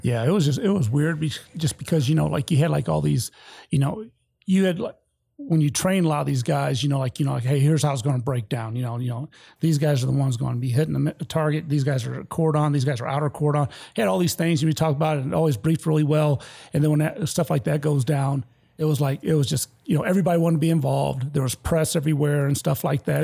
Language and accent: English; Detroit, Michigan, United States; moved away as an adult; also born or lived in Petoskey, Michigan / Vicenza, Italy; I'm from Detroit, Michigan, which is at the bottom of the state